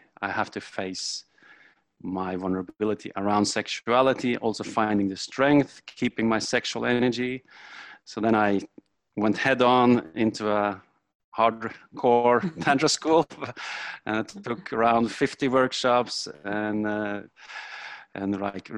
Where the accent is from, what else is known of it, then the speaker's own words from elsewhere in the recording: Norway; I'm come from Norway